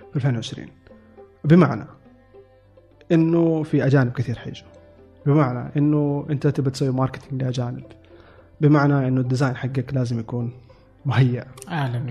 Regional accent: Saudi Arabia; moved away as an adult; now in Japan; عندنا في السعودية

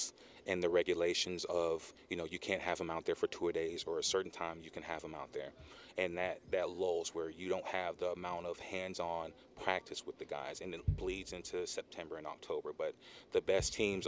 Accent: Orlando, Florida, United States; I'm from Orlando

